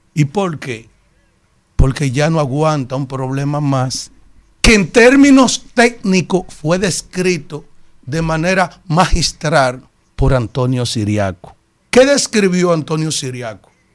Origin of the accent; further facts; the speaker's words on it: Yaguate, San Cristóbal, Dominican Republic; este humilde … de Yaguate